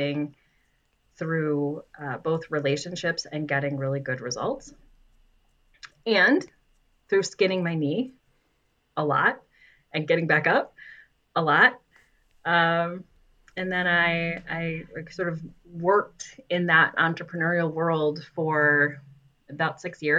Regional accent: West Michigan, United States; me growing up in West Michigan, like, of course, you know Meijer

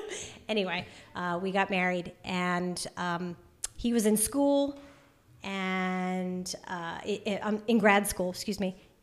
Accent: Wilmington, Delaware, United States; also born or lived in North Carolina; from North Carolina. I've lived in a lot of places, but that's where I came from before moving here. I'm from Wilmington, Delaware originally.

